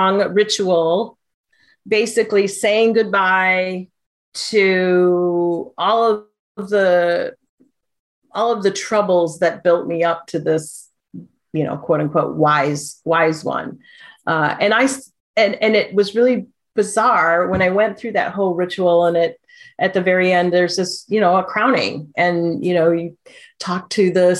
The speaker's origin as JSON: {"language": "English", "region": "Midwest", "country": "United States", "tie": "born or raised there", "also_born_or_lived": "Oahu, Hawaii", "moved": "as an adult", "lives_now": "Pacific Northwest, United States", "said": "growing up in the Midwest and then moving to a tropical isle"}